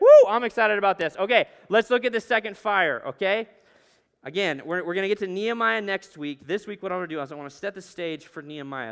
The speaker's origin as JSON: {"language": "English", "region": "Alaska", "country": "United States", "tie": "born or raised there", "moved": "yes", "said": "I grew up in Alaska"}